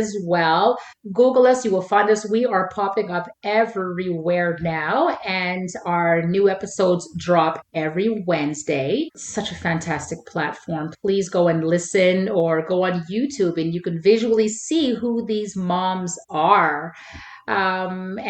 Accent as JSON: {"language": "English", "town": "Montreal", "region": "Quebec", "country": "Canada", "tie": "born or raised there", "said": "I have to be a Habs girl, born and raised in Montreal"}